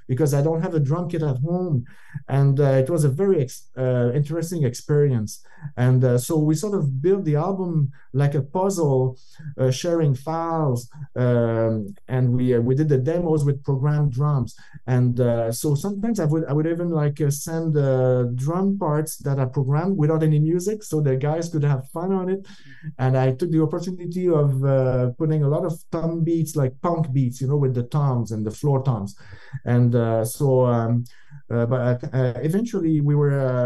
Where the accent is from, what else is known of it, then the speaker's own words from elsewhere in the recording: Northern Quebec, Canada; where we grew up in Northern Quebec